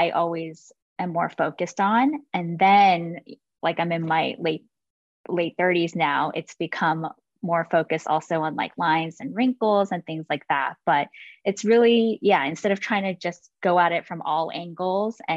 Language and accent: English; California, United States; I grew up in California